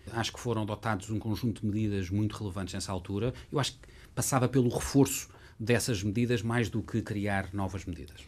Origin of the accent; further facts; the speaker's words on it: Lisbon, Portugal; Lisboa é a minha cidade desde sempre. Nasci em Lisboa, uh, vivi em Lisboa